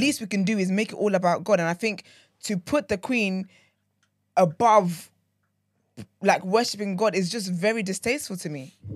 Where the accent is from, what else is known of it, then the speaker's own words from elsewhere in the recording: Nigeria; moved away; I grew up in Nigeria